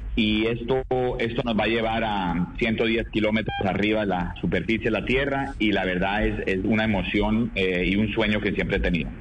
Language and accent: Spanish; Colombia; siendo el primer colombiano